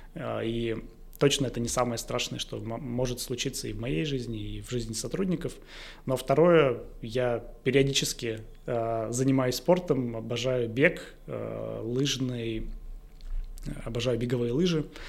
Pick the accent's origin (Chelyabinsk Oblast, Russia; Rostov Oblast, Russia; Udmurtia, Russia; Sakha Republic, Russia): Udmurtia, Russia; Izhevsk; в городе Ижевске, в моем родном городе